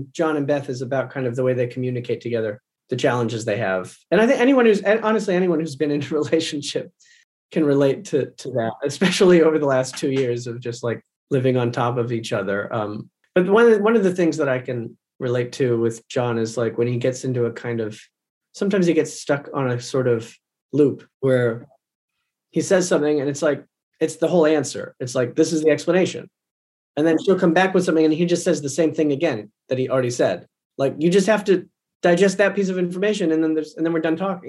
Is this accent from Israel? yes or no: no; outside of Toronto, Ontario, Canada; I grew up outside of Toronto